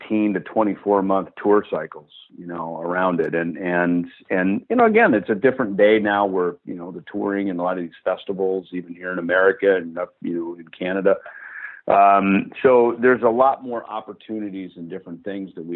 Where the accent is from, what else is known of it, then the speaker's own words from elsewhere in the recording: Jackson, Minnesota, United States; the retail shop in Jackson, Minnesota, my hometown